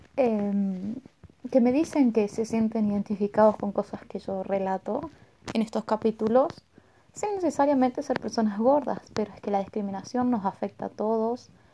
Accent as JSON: {"language": "Spanish", "country": "Argentina", "said": "yo soy de Argentina"}